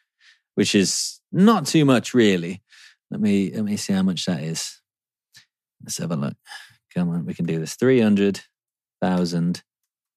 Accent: England, United Kingdom; being English

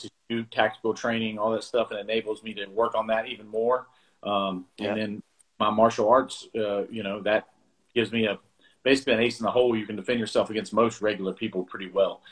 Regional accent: South Carolina, United States; moved away as an adult; also born or lived in Bluefield, West Virginia; now in Georgia, United States; we moved to South Carolina. I grew up in South Carolina

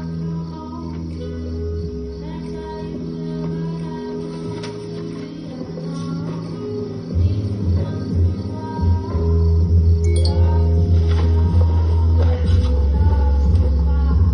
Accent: South Africa; we're from South Africa

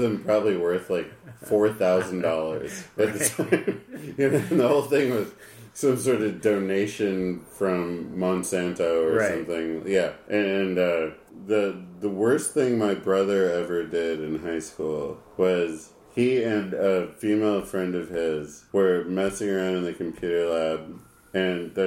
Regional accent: Loveland, Colorado, United States; I grew up in Loveland, Colorado, not a particularly diverse place

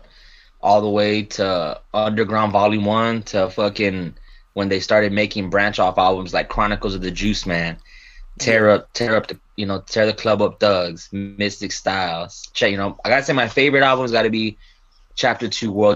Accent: San Antonio, Texas, United States; That's San Antonio, Southside San Antonio. I've always been in Texas

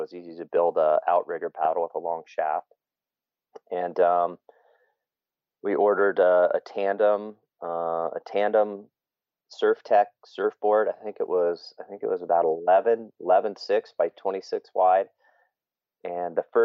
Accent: Salt Lake City, Utah, United States; also born or lived in Spain; now in Hood River, United States; I was born in Spain. My dad was in the Air Force. My parents moved to Salt Lake City when I was very young. Grew up there

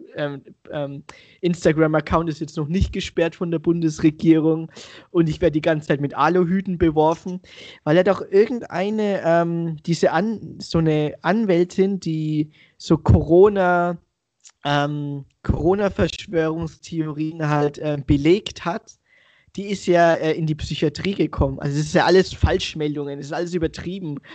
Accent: Franconia, Bavaria, Germany; accent: Franconian; moved away as an adult; now in Munich, Germany; ich bin auch gerade in Franken, seit fünf Wochen im Homeoffice in meiner alten Heimatstadt

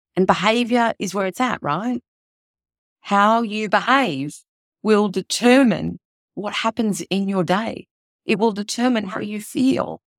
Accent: Melbourne, Victoria, Australia; my hometown of Melbourne

